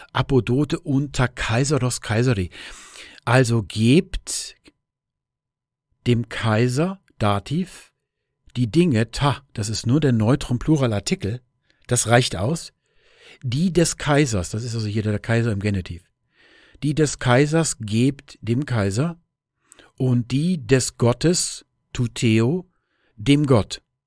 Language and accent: German; Germany; wir Deutsche